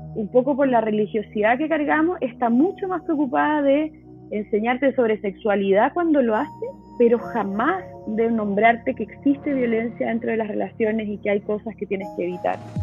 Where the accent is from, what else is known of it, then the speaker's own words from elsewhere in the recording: Chile; moved away as an adult; now in Mexico; soy chilena, vivo en México hace casi seis años